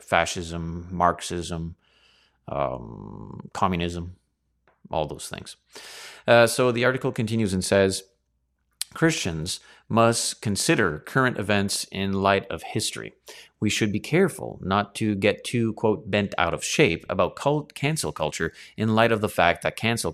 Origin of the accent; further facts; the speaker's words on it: Canada; me here as a Canadian in Chinada